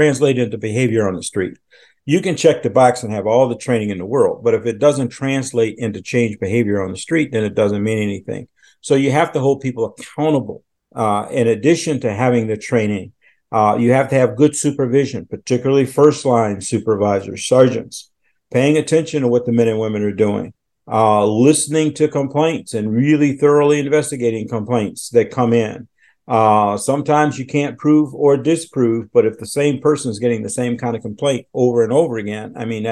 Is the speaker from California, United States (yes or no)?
no; Chicago, Illinois, United States; moved away as an adult; also born or lived in Washington, D.C. / Philadelphia; I'm originally from Chicago.